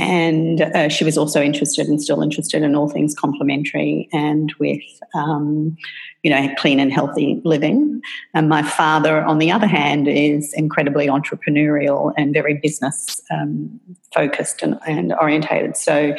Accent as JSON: {"language": "English", "country": "Papua New Guinea", "tie": "born or raised there", "also_born_or_lived": "Australia", "accent": "Australian", "moved": "yes", "said": "So I think everybody can tell by my accent that I'm Australian. And I was born in Australia, but raised in Papua New Guinea. My parents took the decision when we were very, my brother, sister and I were very, very young to move there for my father's work."}